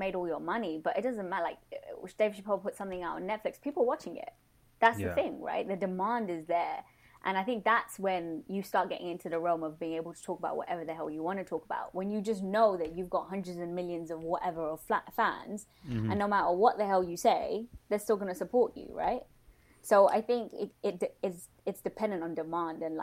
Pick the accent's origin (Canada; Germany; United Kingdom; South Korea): United Kingdom; London; born and raised in London